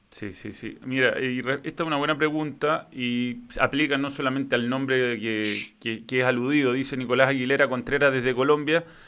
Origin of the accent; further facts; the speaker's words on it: Chile; nosotros como chilenos